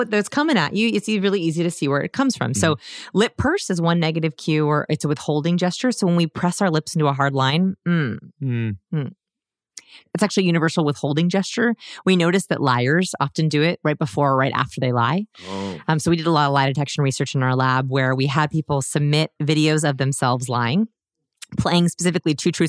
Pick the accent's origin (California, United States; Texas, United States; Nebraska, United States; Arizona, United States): California, United States; Los Angeles; I'm from Los Angeles.